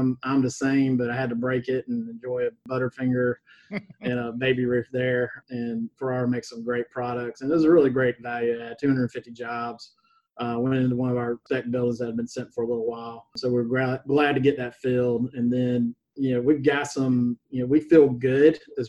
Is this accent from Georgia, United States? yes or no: yes; Wayne County, Georgia, United States; also born or lived in Atlanta, Georgia; Went to high school in Wayne County, Georgia.